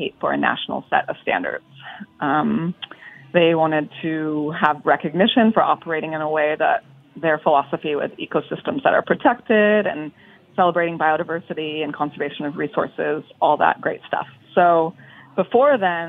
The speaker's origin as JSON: {"language": "English", "region": "California", "country": "United States", "also_born_or_lived": "Bay Area", "moved": "yes", "lives_now": "New York, United States", "said": "I'm from California, and I spent a lot of time in the Bay Area"}